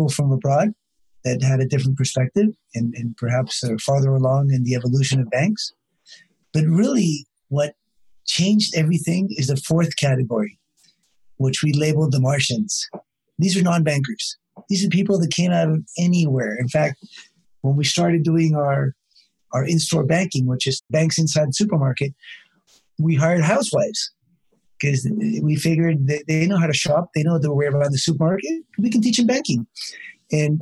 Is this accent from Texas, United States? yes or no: no; California, United States; moved away; I grew up in California